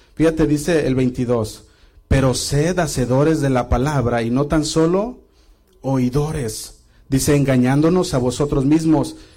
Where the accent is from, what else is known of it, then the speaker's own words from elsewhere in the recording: Guadalajara, Jalisco, Mexico; yo crecí en Casa Oración Guadalajara